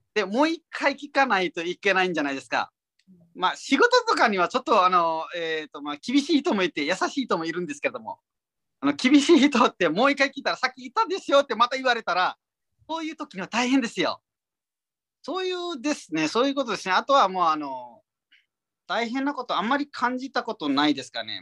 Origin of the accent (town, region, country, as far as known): Nepal; Japanese is a second language; moved away as an adult; now in Japan